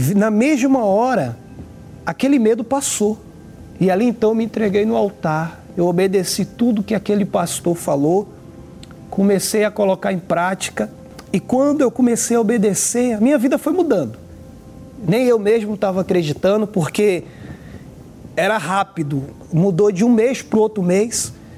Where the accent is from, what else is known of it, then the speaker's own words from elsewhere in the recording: Recife, Pernambuco, Brazil; now in Rio de Janeiro, Brazil; atualmente moro no Rio de Janeiro, mas eu sou de Pernambuco, Recife